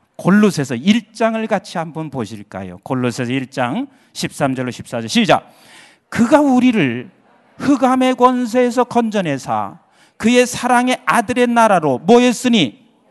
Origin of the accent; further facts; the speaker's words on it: Boryeong, South Chungcheong, South Korea; moved away; 제 고향이 충청남도 대천이에요.